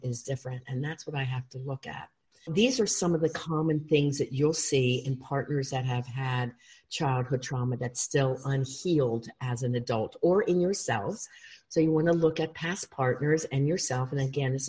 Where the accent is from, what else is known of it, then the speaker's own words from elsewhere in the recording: Huntingdon Valley, Pennsylvania, United States; I grew up in Huntington Valley, outside of Philly